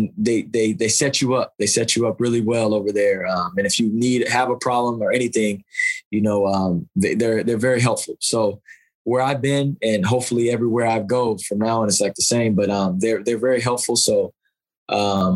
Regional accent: United States

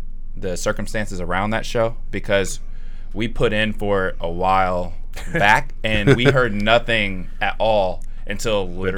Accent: San Diego, California, United States; So I've lived most of my life here, but I'm from San Diego.

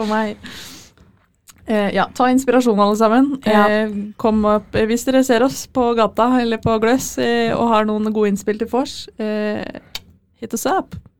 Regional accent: Fredrikstad, Østfold, Norway; Jeg har ikke så veldig dialekt, jeg er fra Fredrikstad.

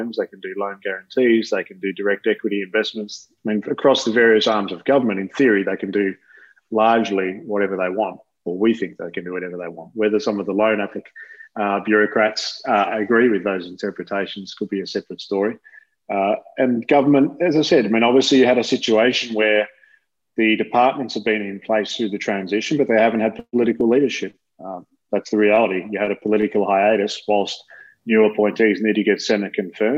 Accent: Australia; As an Australian

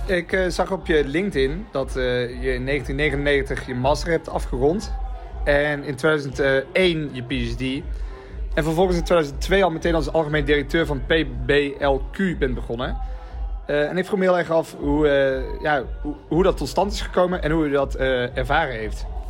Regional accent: Alkmaar, North Holland, Netherlands; ik ben in Alkmaar opgegroeid

